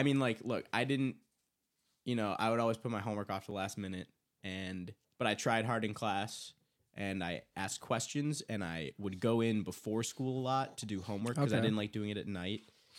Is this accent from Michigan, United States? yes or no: yes; Huntington Woods, Michigan, United States; Huntington Woods, Michigan, my hometown.